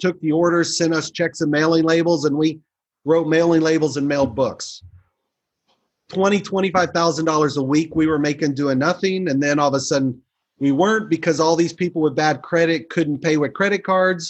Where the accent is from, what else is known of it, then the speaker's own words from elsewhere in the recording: Kansas City, Missouri, United States; moved away as an adult; now in Chicago, United States; grew up in Kansas City, sports there, moved to Chicago years ago